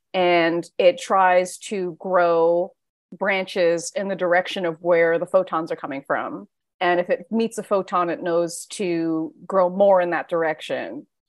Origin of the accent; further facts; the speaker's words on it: New York, United States; New York Comic-Con is my hometown con.